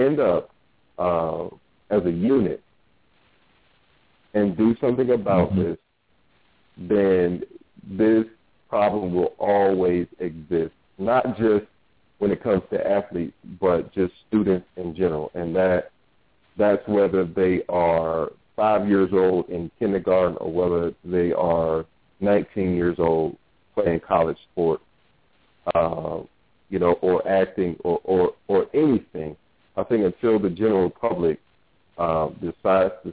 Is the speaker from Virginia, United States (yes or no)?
yes; Norfolk, Virginia, United States; I grew up in Norfolk, Virginia